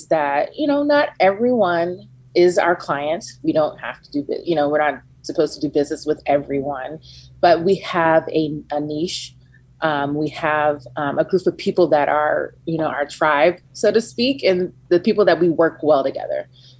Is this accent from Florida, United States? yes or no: yes; Gainesville, Florida, United States; moved away as an adult; also born or lived in Tallahassee, Florida / Savannah, Georgia; now in Atlanta, United States; I'm from Gainesville. I was raised in Gainesville, Florida